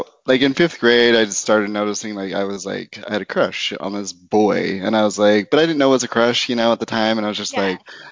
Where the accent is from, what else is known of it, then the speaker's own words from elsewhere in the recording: Roosevelt, Utah, United States; moved away; also born or lived in Idaho; I grew up in Utah, like in a small, very, very small town called Roosevelt.